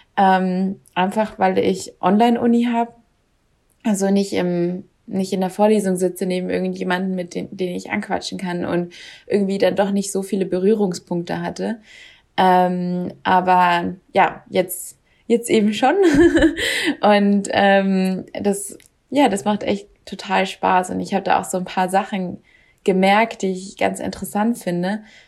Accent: Germany; now in Sweden; als Deutsche

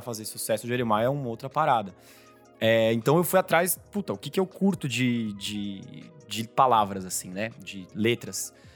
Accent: São Paulo, Brazil; Eu nasci em São Paulo, fui criado aqui.

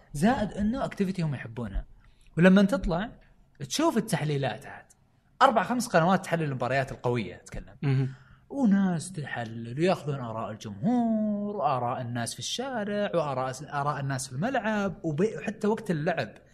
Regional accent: Saudi Arabia; عندنا في السعوديه

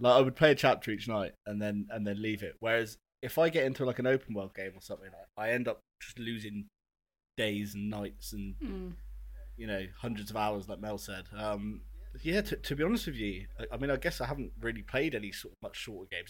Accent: Cornwall, South West England, United Kingdom; I think it's me being Cornish

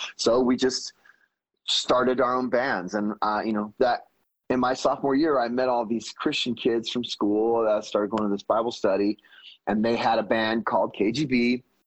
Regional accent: Fresno, California, United States; we are from Fresno

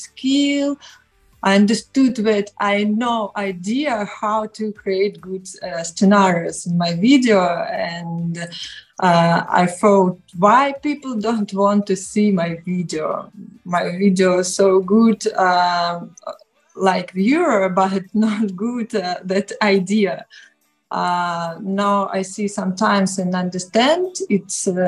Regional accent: Novy Urgal, Khabarovsk Krai, Russia; English is a second language; moved away as an adult; also born or lived in Moscow, Russia; now in Kazakhstan; I'm from Far East Russia

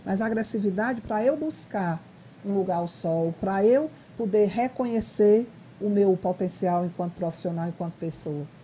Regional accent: Fortaleza, Ceará, Brazil; moved away as an adult; now in Mossoró, Brazil; eu sou cearense de Fortaleza, estou em Mossoró há 14 anos

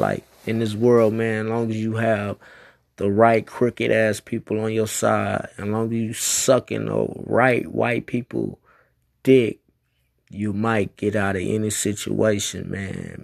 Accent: United States; 'cause I'm a American. So that's what I represent, America, 'cause I'm a black American.

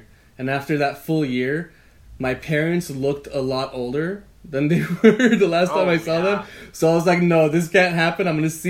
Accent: Los Angeles, California, United States; moved away as an adult; now in Santa Cruz, United States; I'm from

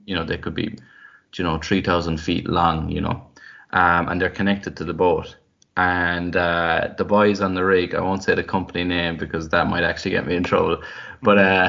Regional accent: Drimoleague, Munster, Ireland; I remember growing up, I felt like because I was from West Cork

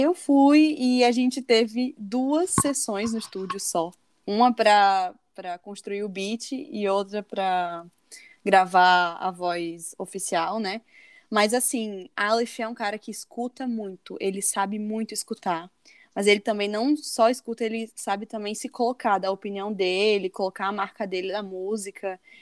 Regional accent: Natal, Rio Grande do Norte, Brazil; moved away as an adult; eu tinha voltado pra, pra minha cidade, pra Natal

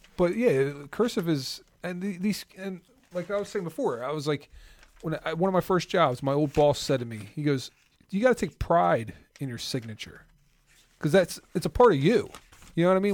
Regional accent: South Jersey / Philadelphia, New Jersey, United States; I'm from South Jersey slash Philly

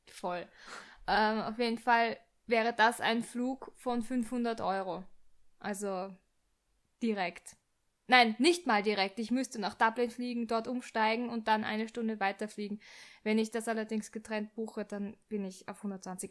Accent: Austria; bei uns in Österreich, Wien

